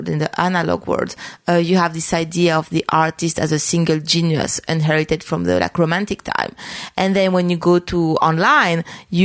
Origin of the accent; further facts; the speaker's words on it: France; now in New York, United States; I grew up in France